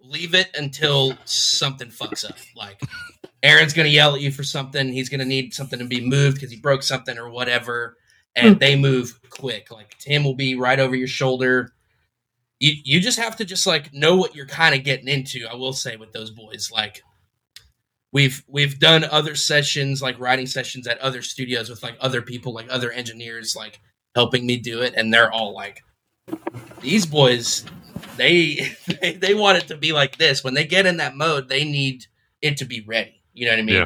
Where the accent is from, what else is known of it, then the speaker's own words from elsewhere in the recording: Tampa, Florida, United States; Tampa. Born and raised in Tampa. Still here.